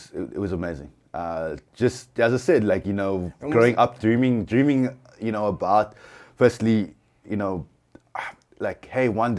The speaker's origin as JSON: {"language": "English", "town": "Cape Town", "region": "Western Cape", "country": "South Africa", "said": "I'm a photographer from Cape Town"}